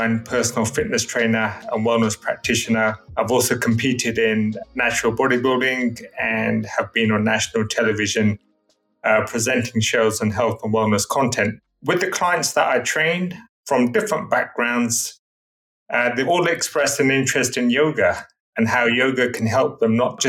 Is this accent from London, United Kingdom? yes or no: yes; London, United Kingdom; I've been born and brought up in Greater London in the UK